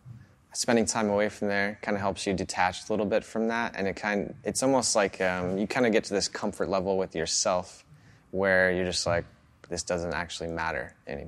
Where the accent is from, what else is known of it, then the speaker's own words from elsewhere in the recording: Ida Grove, Iowa, United States; So I grew up in Ida Grove, so it's around like 2,000 people. So I'm familiar with like the small town, you know, thing.